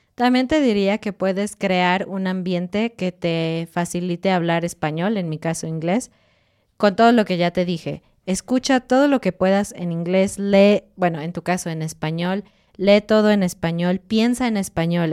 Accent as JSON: {"language": "Spanish", "country": "Mexico", "said": "cuando tú estás como mexicano, estoy diciendo, hablando inglés en la calle"}